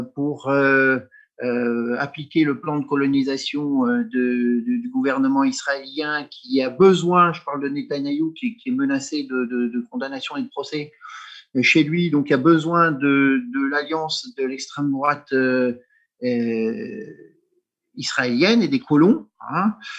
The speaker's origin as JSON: {"language": "French", "country": "France", "said": "je suis français culturellement, politiquement, historiquement"}